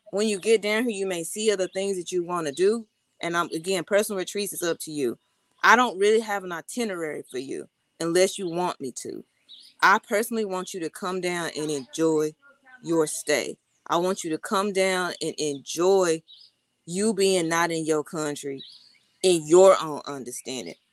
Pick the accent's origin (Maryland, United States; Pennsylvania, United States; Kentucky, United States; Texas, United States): Texas, United States; moved away; I'm from Texas